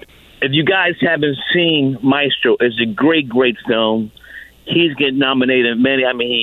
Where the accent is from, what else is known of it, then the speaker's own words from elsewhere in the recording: Philadelphia, Pennsylvania, United States; I grew up in Philly, so I believe what he told Howard Stern.